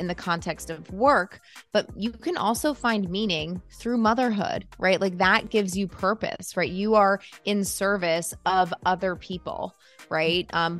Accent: United States; Being an American is extremely individualistic, and we only care about ourselves.

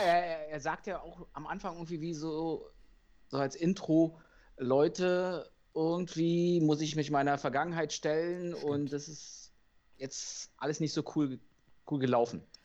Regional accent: Berlin, Germany; als Berliner

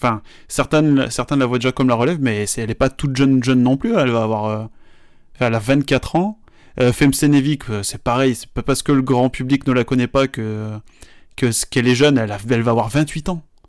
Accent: France; chez nous en France

